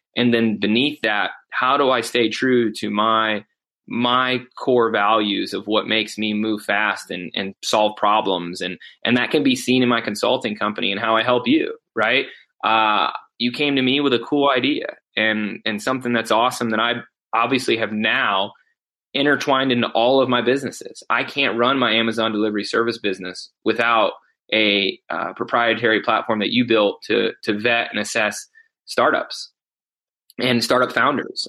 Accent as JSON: {"language": "English", "town": "Mansfield", "region": "Ohio", "country": "United States", "tie": "born or raised there", "said": "Mansfield, Ohio, my hometown"}